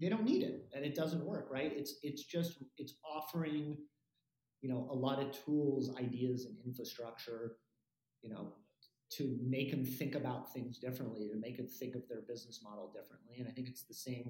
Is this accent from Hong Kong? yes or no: no; Los Angeles, California, United States; growing up in Los Angeles and going to the Troubadour